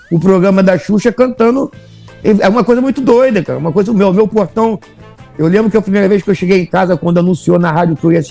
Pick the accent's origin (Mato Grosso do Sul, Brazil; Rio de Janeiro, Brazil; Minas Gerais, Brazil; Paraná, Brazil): Rio de Janeiro, Brazil; Santa Cruz; Não, é Santa Cruz Rio de Janeiro, né?